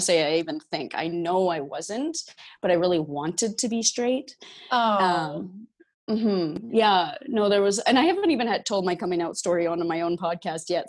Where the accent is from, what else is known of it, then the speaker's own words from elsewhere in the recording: Abbey, Saskatchewan, Canada; I originate from Saskatchewan in Canada uh, from a small town called Abbey, and I'm a oh, farm girl